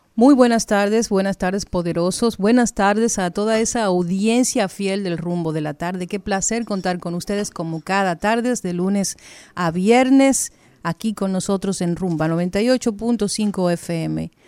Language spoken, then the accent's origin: Spanish; Dominican Republic; Dominicana no hay suficientes precauciones para nada, porque somos indisciplinados, somos imprudentes